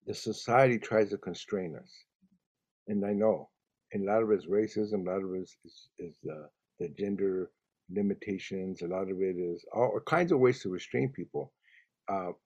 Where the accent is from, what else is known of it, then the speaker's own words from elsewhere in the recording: Los Angeles, California, United States; first language Spanish; English is a second language; I went to school in Watts when I was a kid